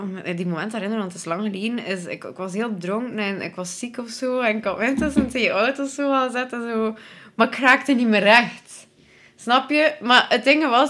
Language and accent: Dutch; Belgium; ik ben van Zottheim oorspronkelijk